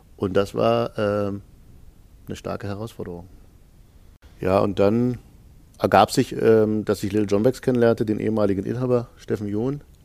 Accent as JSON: {"language": "German", "country": "Germany", "said": "in den neunzigern, da wo ich herkomme, äh, am Rande von Polen"}